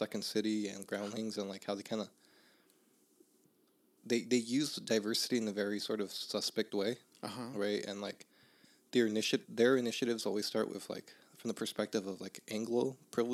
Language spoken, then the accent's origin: English; Los Angeles, California, United States; I grew up in Northeast